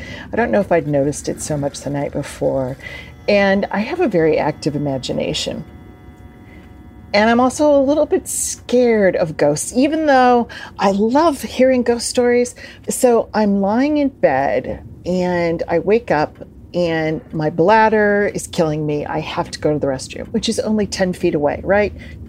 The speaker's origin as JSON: {"language": "English", "town": "Springfield", "region": "Illinois", "country": "United States", "said": "I'm from Springfield, Illinois, and I think the states are less accepting of paranormal phenomena, all right?"}